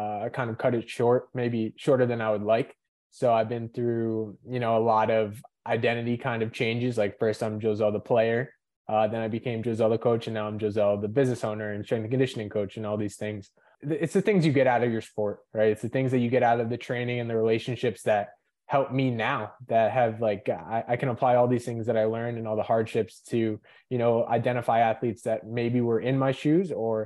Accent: Lincoln Park, New Jersey, United States; I was born in Lincoln Park, New Jersey, so North Jersey

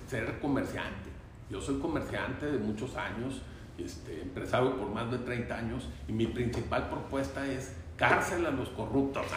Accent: Torreón, Coahuila, Mexico; also born or lived in Gómez Palacio, Durango, Mexico / Roswell, New Mexico, United States; empecé en, el Torreón Jardín y luego después me fui a, al francés de La Laguna y luego de Gómez también, de Durango

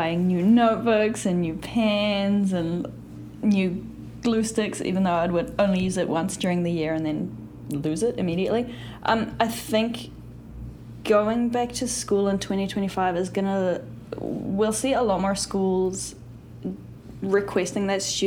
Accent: New Zealand; I'm from New Zealand

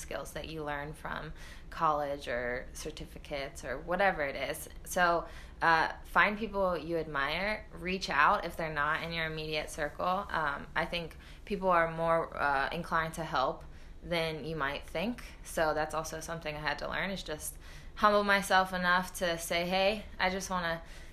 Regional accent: United States; moved away as an adult; also born or lived in Iceland; I was the only American on my team

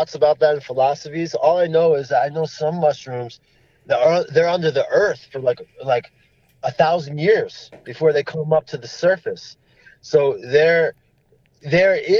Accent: New Jersey, United States; now in Colorado, United States; I was just growing up in New Jersey, you know, playing basketball or football and eating pizza.

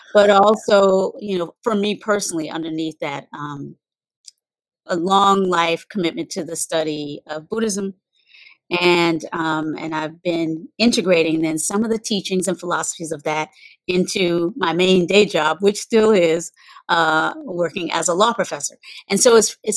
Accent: North Carolina, United States; moved away as an adult; also born or lived in Virginia / San Francisco; I was born in North Carolina

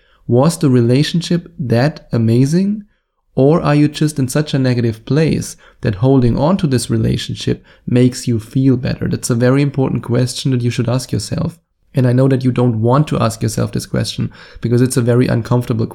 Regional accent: Germany; accent: German; English is a second language; my wonderful German accent

